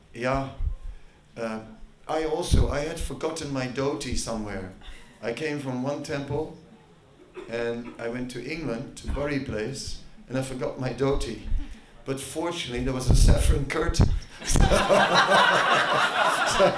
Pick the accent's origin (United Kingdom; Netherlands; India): Netherlands; moved away; I am from Holland